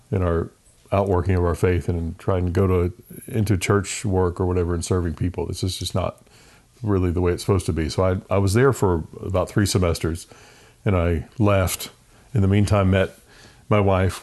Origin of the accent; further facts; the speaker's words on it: Richmond, Virginia, United States; moved away as an adult; also born or lived in Raleigh, North Carolina / Del Rio, Texas; I grew up in Richmond, Virginia. Only child